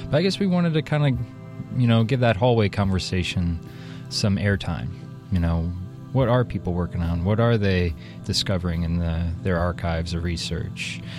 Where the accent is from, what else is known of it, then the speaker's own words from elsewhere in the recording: Ohio, United States; also born or lived in Washington, D.C.; now in Portland, United States; I'm also from Ohio originally, and then I moved around a little bit. Uh, I came to Portland in 2007 from Washington, D.C.